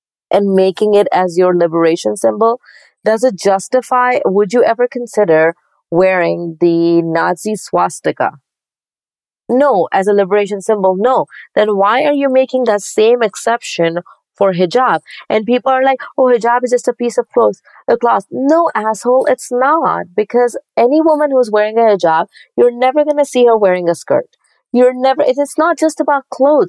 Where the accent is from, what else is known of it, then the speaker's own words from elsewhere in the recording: Pakistan; moved away as an adult; I grew up in Pakistan